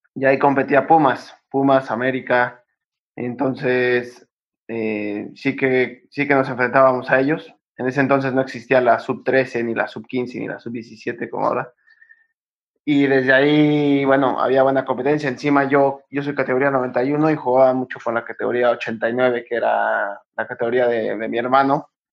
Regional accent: Cuernavaca, Morelos, Mexico; moved away as an adult; also born or lived in Netherlands / Mexico City; now in Spain; Empecé en Cuernavaca, yo soy de Cuernavaca y empecé ahí, em, cuando yo tenía nueve años

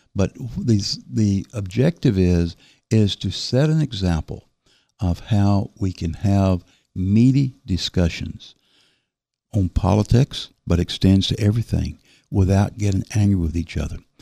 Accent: the South, United States; accent: southern; now in Berkeley County, United States; my southern accent

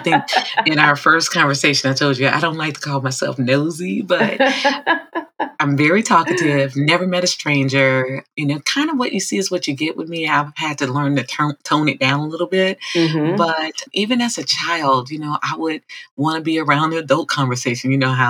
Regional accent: Chicago, Illinois, United States; First of all, shout out to Chi-Town.

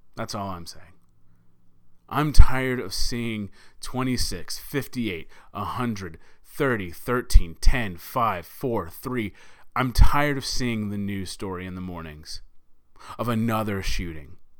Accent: Texas, United States; my home state. uh, in Sutherland Springs, Texas

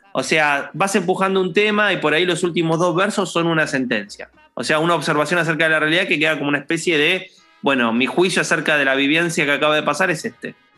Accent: San Martín, Buenos Aires Province, Argentina; yo soy de Villa Lynch

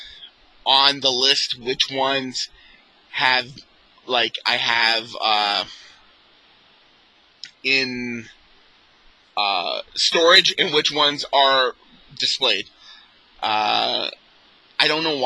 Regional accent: Canada; being a Canadian collector

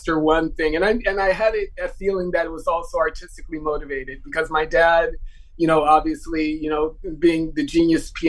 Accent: Los Angeles, California, United States; moved away as an adult; also born or lived in Munich / France; I grew up in Leimert Park

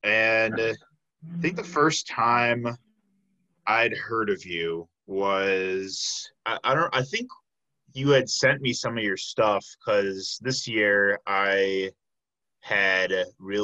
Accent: Chicago, Illinois, United States; I'm from the south suburbs of Chicago, and I just say I'm from Chicago

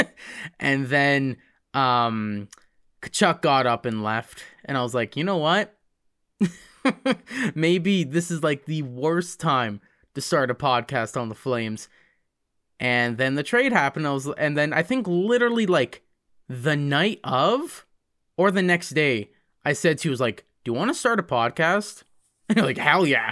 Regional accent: High River, Alberta, Canada; also born or lived in Calgary; I was born in Calgary. and I've been, uh, spending most of my life in, uh, High River

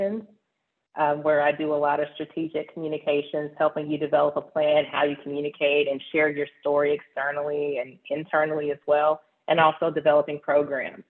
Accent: Nashville, Tennessee, United States; now in Houston, United States; I am originally from Nashville, Tennessee, born and raised there

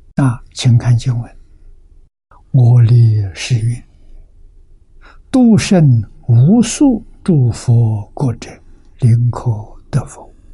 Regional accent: China; 我们中国人

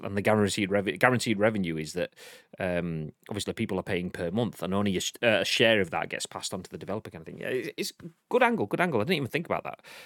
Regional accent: Yorkshire and the Humber, United Kingdom; I'm a Yorkshireman.

